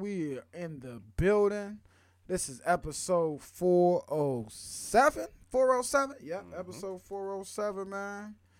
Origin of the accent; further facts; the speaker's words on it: Philadelphia, Pennsylvania, United States; I had to remind folks, boy, I'm from Philly.